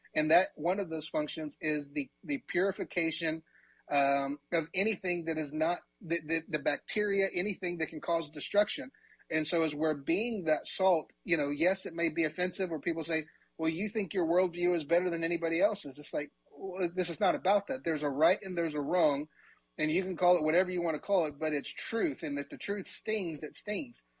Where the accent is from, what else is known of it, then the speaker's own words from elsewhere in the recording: Elk City, Oklahoma, United States; I did grow up in Oklahoma. I grew up in Western Oklahoma uh, in Elk City.